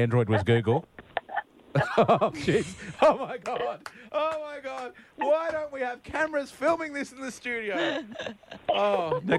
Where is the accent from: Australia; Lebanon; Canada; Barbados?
Australia; Brisbane, Queensland; I grew up in Brisbane